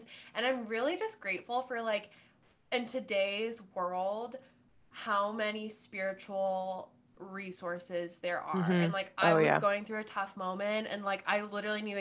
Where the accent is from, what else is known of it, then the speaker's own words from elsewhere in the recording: Cincinnati, Ohio, United States; moved away as an adult; also born or lived in Washington, D.C.; now in New York, United States; I was born and raised in Cincinnati, Ohio.